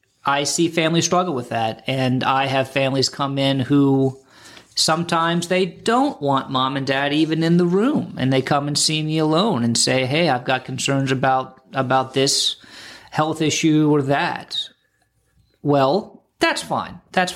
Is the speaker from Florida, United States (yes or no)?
yes; Florida, United States; I grew up here in the Treasure Coast, and I've been practicing law here, elder law, estate planning, taxes, probate, all that stuff, going on about 25 years now.